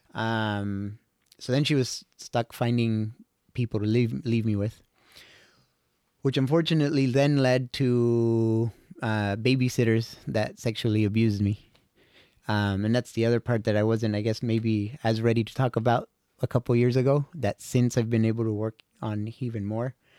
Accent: Costa Rica; I was born and raised in Costa Rica

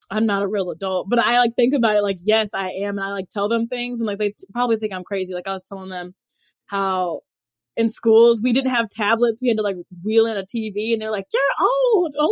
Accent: Louisville, Kentucky, United States; also born or lived in Lexington, Kentucky / Costa Rica / Spain; I was in Kentucky, but I've traveled a bit. I'm born and raised in Louisville. I left for school, still in Kentucky, but in a different city.

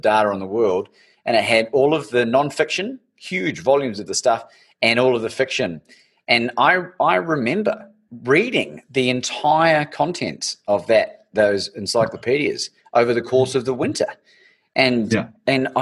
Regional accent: Christchurch, Canterbury, New Zealand; when we were growing up in New Zealand

